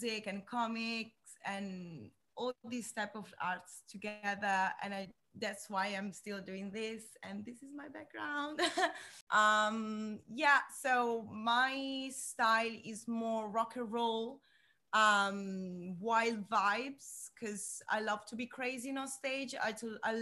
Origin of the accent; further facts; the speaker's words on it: Italy; English is a second language; moved away as an adult; now in London, United Kingdom; I'm from Italy. I came in London 4 years ago to study burlesque.